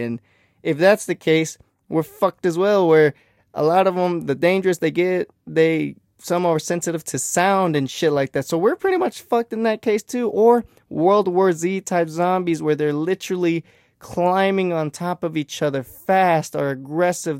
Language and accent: English; Texas, United States; I'm from Texas